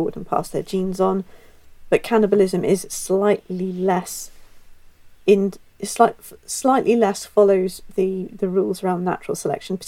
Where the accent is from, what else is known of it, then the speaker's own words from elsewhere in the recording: Ireland; I'm Irish